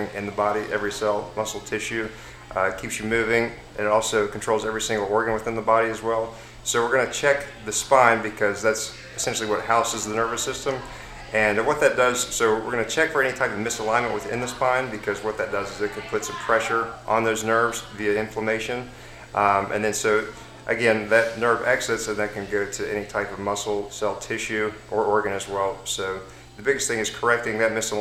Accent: Hurricane, West Virginia, United States; moved away as an adult; now in Marietta, United States; Originally from West Virginia, a place called Hurricane

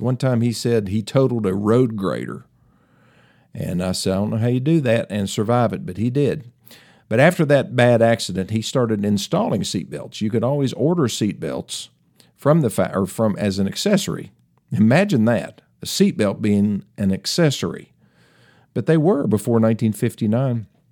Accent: Tennessee, United States; accent: Tennessee; my Tennessee accent

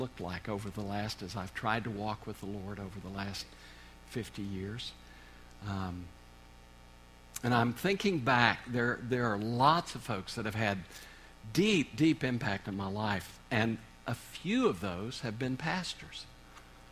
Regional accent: Oklahoma, United States; moved away as an adult; now in Kansas, United States; I grew up in Oklahoma, so I'm an Okie. I don't know if I've kept any of that accent or not, but we've been in Kansas the last 31 years

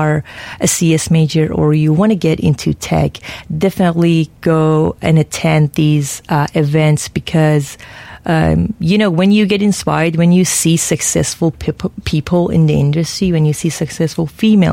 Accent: Houston, Texas, United States; moved away; my hometown

